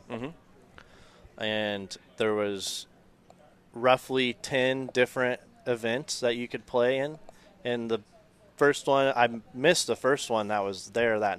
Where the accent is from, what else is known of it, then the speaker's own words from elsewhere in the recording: Las Vegas, Nevada, United States; Born and raised in Vegas, and a couple of my college buddies and I went down there